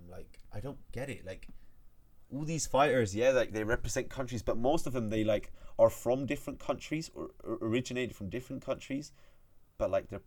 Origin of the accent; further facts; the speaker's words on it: United Kingdom; Like, I'm I'm British